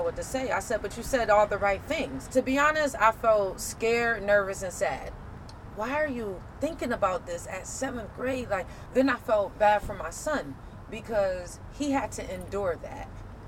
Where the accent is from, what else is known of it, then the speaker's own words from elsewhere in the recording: Rochester, New York, United States; from Rochester, New York, and I attend Monroe Community College.